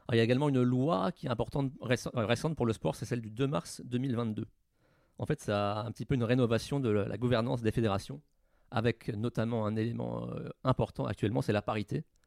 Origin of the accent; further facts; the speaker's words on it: Normandy, France; chez moi en Normandie